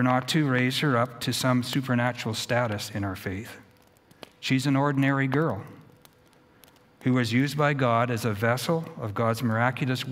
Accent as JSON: {"language": "English", "town": "Edmonton", "region": "Alberta", "country": "Canada", "tie": "born or raised there", "said": "in my community where I was born in Edmonton"}